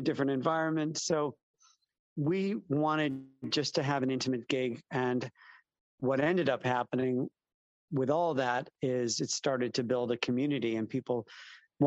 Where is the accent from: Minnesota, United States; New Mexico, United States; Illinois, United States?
Illinois, United States; Chicago; moved away as an adult; also born or lived in East Coast, United States / West Coast, United States / Southern US; now in London, United Kingdom; I am from Chicago and bopped around the U.S., East Coast, West Coast, South, for a while